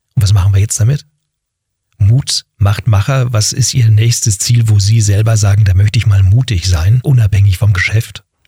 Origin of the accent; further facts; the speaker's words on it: Berlin, Germany; ich bin in Berlin-Wedding im Westen groß geworden